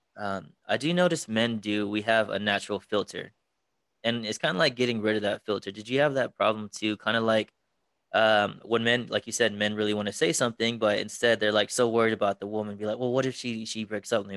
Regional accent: Texas, United States; moved away as an adult; now in Las Vegas, United States; my original hometown is Texas

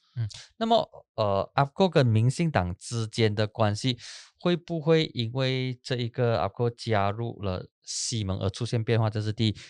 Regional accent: Peninsular Malaysia, Malaysia; 我们西马人

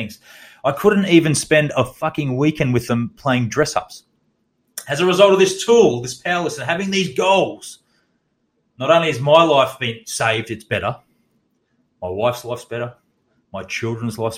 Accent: Australia; also born or lived in Townsville, Queensland; as an Australian

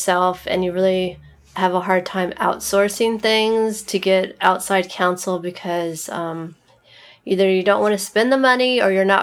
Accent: Camarillo, California, United States; I'm from Ventura County. I grew up in Camarillo

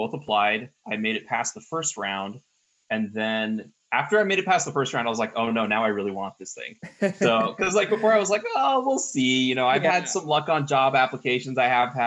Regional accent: Mountain View, California, United States; now in Suwanee, United States; I grew up in Mountain View, which is where Google is located

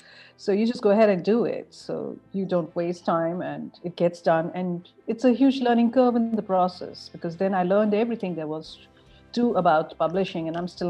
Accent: Northeast India, India; different parts of India, but my childhood was in the Northeast. My mom's Nepali.

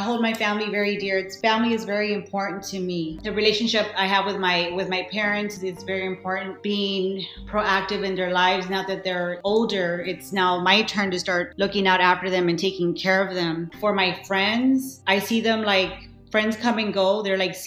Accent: South Texas, United States; I was born in South Texas

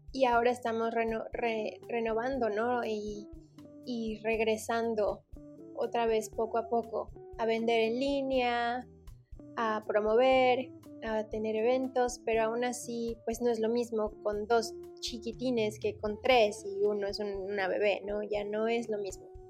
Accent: Mexico City, Mexico; also born or lived in Cancún; now in Las Vegas, United States; Yo nací en la Ciudad de México

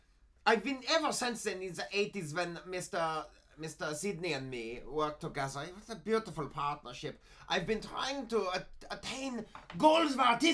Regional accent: East Berlin, Berlin, Germany; I am from East Berlin, yes.

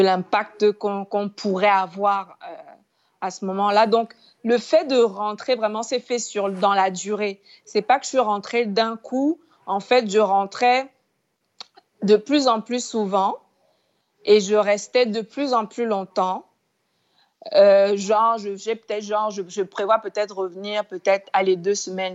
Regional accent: Cameroon; je suis Camerounais

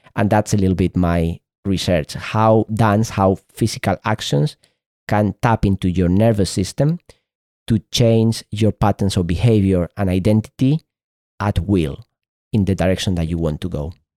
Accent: Spain; first language Spanish; English is a second language; in Spain, this is my, is my mother tongue, Spanish

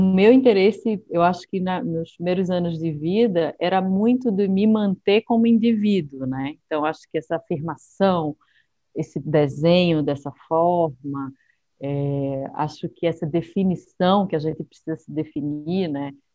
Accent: Recife, Pernambuco, Brazil; moved away as an adult; now in São Paulo, Brazil; de onde eu venho, né? Eu acho que é, a gente realmente tem, as cores são mais intensas, né? o pernambucano é uma é um ser intenso

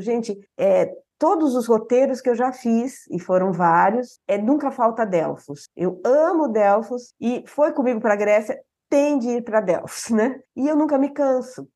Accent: Bauru, São Paulo, Brazil; sou de Bauru

